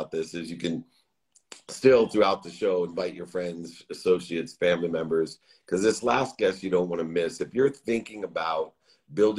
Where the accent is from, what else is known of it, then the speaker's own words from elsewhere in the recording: San Diego, California, United States; I'm from San Diego.